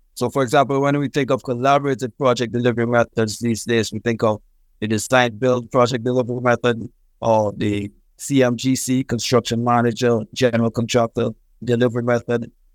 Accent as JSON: {"language": "English", "country": "St. Lucia", "also_born_or_lived": "Trinidad and Tobago / Texas", "moved": "as an adult", "said": "I'm originally from Saint Lucia in the Caribbean"}